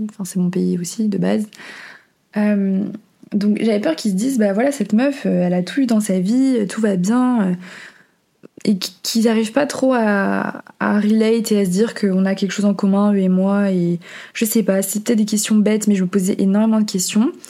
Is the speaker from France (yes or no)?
no; Portugal; also born or lived in Venezuela; mais en fait, justement, je suis née au Venezuela et quelques mois après, mes parents ont décidé de déménager au Portugal.